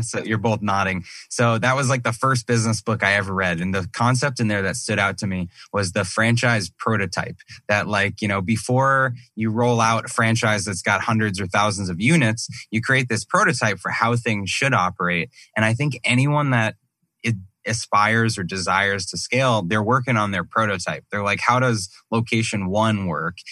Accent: Massachusetts, United States; now in Scottsdale, United States; I grew up in Massachusetts

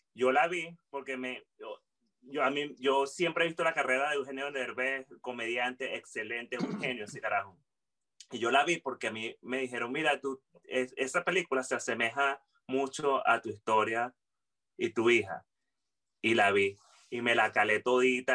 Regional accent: Venezuela; nosotros como humanos y como venezolanos

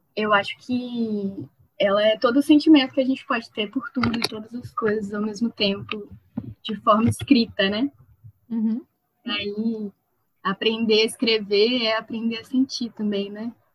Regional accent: Campos dos Goytacazes, Rio de Janeiro, Brazil; eu sou é, de Campos, do Casas, interior do Rio de Janeiro

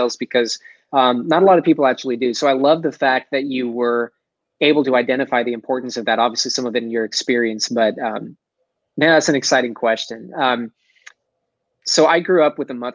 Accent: Dallas, Texas, United States; accent: Texas; I'm from Texas, right? I'm a Dallas boy. I got a little bit of a Texas accent somewhere there, especially if I say Texas.

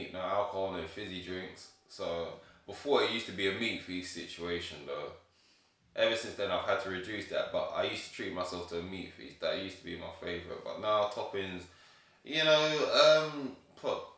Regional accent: Ghana; I'm from Ghana

